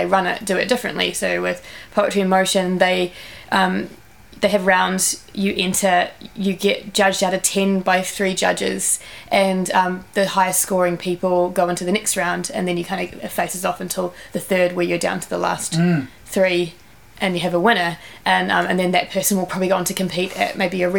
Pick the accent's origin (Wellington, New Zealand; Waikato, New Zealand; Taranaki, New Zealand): Wellington, New Zealand; Lower Hutt; I grew up in Lower Hutt